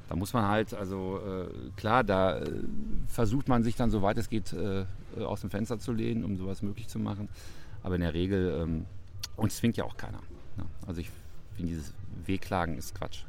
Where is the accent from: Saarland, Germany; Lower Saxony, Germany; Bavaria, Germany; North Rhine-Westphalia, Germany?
Bavaria, Germany; Munich; now in Münster, Germany; ich bin ja gebürtiger Münchner